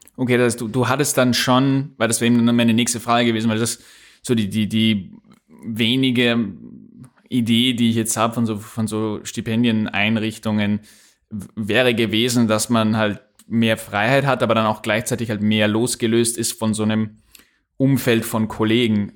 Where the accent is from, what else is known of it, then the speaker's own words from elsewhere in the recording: Upper Austria, Austria; accent: Upper Austrian; ich spreche auch kein Österreichisch, ich spreche, wenn, dann Oberösterreichisch